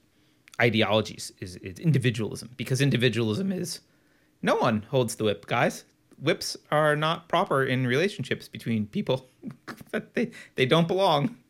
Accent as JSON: {"language": "English", "region": "California", "country": "United States", "said": "I'm a Californian"}